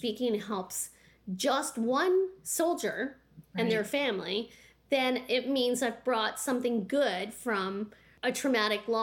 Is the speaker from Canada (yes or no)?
yes; the Maritimes, Canada; moved away; also born or lived in Pembroke, Ontario / Petawawa, Ontario; I come from the Maritimes